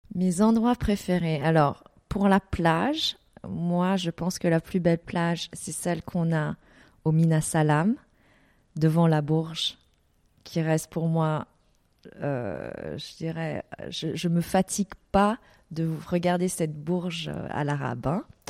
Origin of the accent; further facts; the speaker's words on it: Paris, Île-de-France, France; moved away as an adult; also born or lived in Vietnam / Geneva, Switzerland; now in Dubai, United Arab Emirates; je suis vietnamienne, donc je suis née au Vietnam. J'ai grandi à Paris, ensuite j'ai habité à Genève et aujourd'hui, depuis dix ans, je suis à Dubaï.